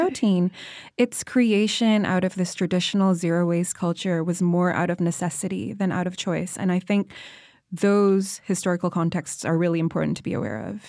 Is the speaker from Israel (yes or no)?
no; Indonesia; People come up to me and ask me, "Where are you from?" And I would be like, "Indonesia."